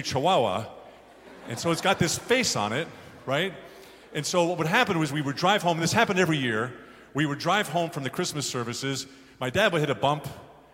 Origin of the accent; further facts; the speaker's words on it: Garden City, New York, United States; when I grew up on Long Island, I lived in a place called Garden City